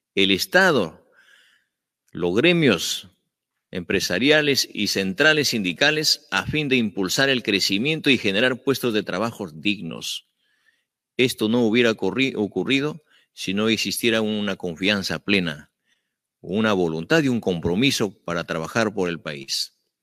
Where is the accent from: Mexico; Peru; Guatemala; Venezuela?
Peru; Andean provinces of Peru, Andes; Soy un maestro andino, soy provinciano